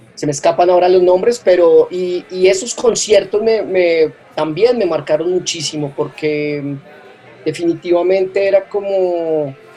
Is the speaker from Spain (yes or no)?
no; Colombia; also born or lived in Bogotá; mi país